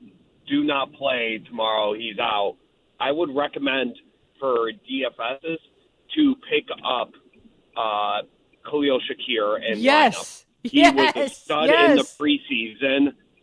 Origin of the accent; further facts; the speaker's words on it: Buffalo, New York, United States; So I'm from Buffalo